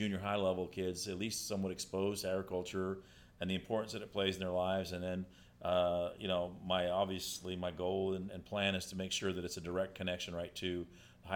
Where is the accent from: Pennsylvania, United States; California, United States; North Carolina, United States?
California, United States; Kingsburg; I was born and raised in Kingsburg